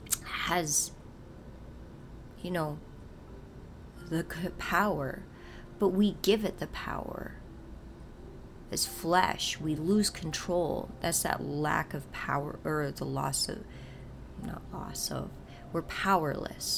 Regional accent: North Dakota, United States; I'm from North Dakota

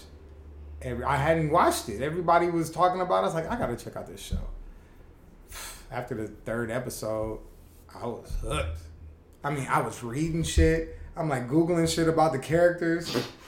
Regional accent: Los Angeles, California, United States; I'm really from LA. Like, the Jungles is like 5 minutes from my house

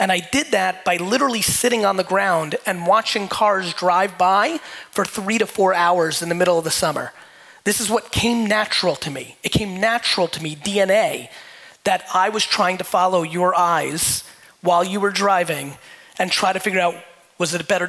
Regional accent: Edison, New Jersey, United States; also born or lived in Soviet Union; When I was 6 years old and moved to Edison, New Jersey, for a lot of you that don't know me, I was born in the Soviet Union, immigrated to the United States when I was 3

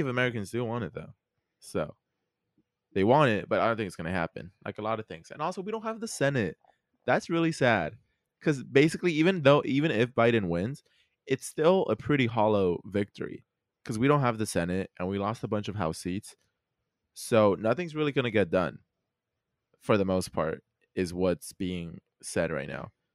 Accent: Mexico; accent: Mexican; my Mexican accent kicked in.

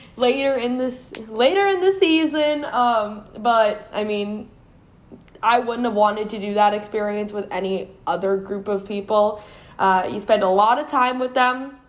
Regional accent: Quincy, Massachusetts, United States; moved away as an adult; also born or lived in North Carolina; I'm originally from Quincy, Massachusetts.

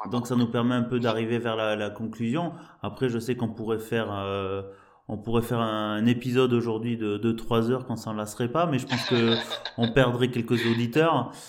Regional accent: Bordeaux, Nouvelle-Aquitaine, France; en tant que bordelais.

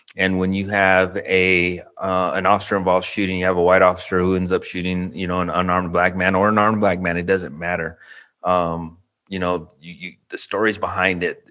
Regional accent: Albuquerque, New Mexico, United States; now in Round Rock, United States; born and raised in Albuquerque, New Mexico

